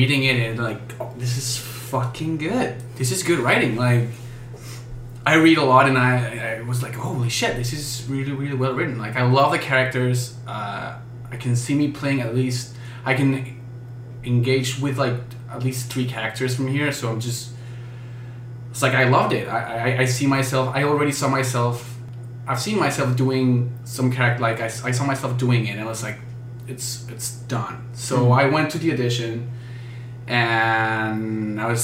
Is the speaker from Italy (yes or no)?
no; Mexico City, Mexico; accent: Mexican; English is a second language; moved away; I'm from Mexico City